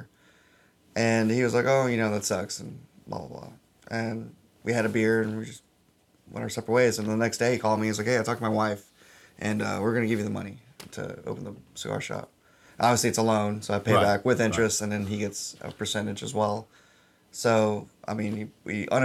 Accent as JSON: {"language": "English", "town": "New Orleans", "region": "Louisiana", "country": "United States", "moved": "yes", "lives_now": "Bryan, United States", "said": "I'm from New Orleans"}